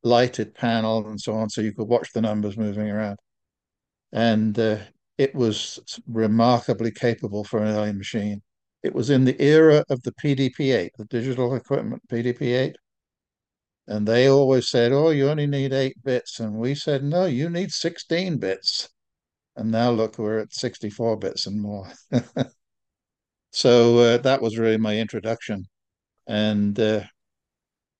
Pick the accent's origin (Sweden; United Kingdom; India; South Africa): United Kingdom; England; moved away as an adult; now in United States; I'm English by definition, but I'm American by official status